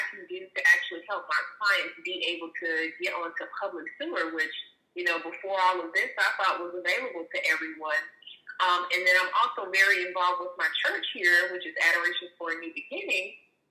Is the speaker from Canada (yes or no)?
no; Jacksonville, Florida, United States; moved away as an adult; now in Pensacola, United States; So I'm originally from Jacksonville, Florida. I've been living here in Pensacola for about 9 years now